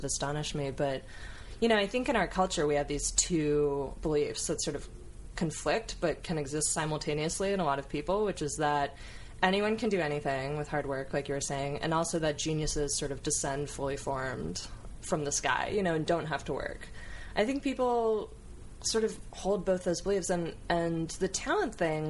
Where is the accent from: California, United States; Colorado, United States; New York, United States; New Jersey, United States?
California, United States; Coto de Caza; also born or lived in Mission Viejo, California; We moved when I was 7 from Mission Viejo to Coto de Caza